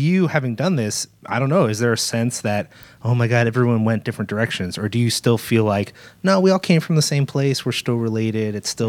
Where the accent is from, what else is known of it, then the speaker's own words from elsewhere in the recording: Philadelphia, Pennsylvania, United States; especially growing up in Philadelphia, it was like we were in a little bit of the shadow.